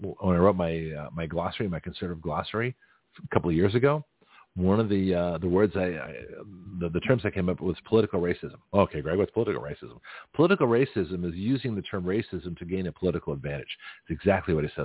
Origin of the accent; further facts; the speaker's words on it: Canada; now in United States; I'm Canadian by birth, but I'm an American citizen